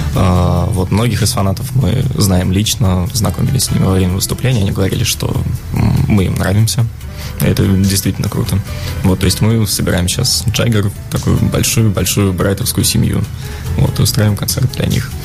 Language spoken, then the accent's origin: Russian; Russia; мы из России